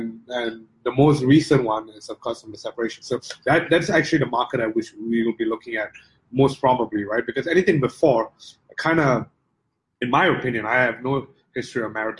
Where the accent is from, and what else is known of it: Singapore